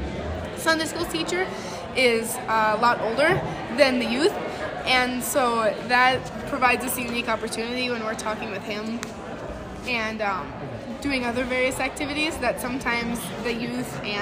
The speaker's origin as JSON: {"language": "English", "town": "Fosston", "region": "Minnesota", "country": "United States", "said": "I am from Fauston, Minnesota"}